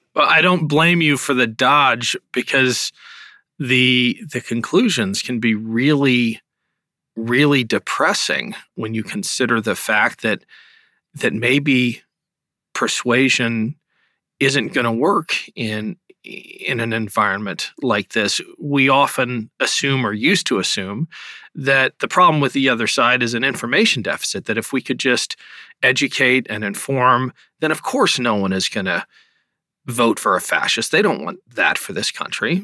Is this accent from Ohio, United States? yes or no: yes; Ohio, United States; my home state of Ohio